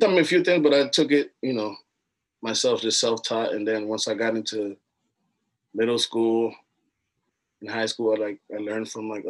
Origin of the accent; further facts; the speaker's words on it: Miami, Florida, United States; also born or lived in Roatan, Honduras; I was born in Miami. My parents are from Honduras. They're from this island called Roatan.